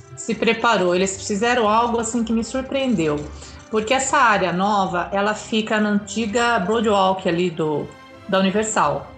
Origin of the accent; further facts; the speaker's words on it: Brazil; você fala que é do Brasil